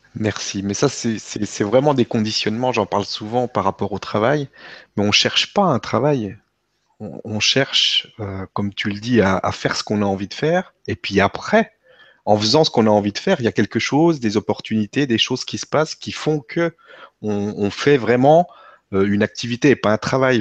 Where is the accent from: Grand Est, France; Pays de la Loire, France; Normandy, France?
Grand Est, France; Vosges; je viens des Vosges